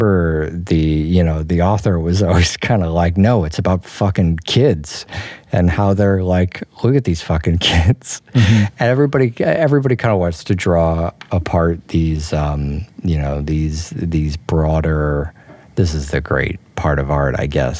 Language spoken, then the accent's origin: English; United States; I'm from America